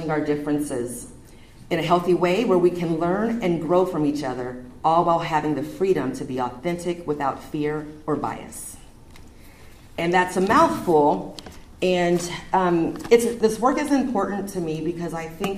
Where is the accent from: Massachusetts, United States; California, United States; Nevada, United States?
California, United States; Redondo Beach; also born or lived in Omaha, Nebraska / Seattle, Washington; now in Wheeler, United States; I am originally from Southern California, grew up in Redondo Beach, graduated from high school in Manhattan Beach.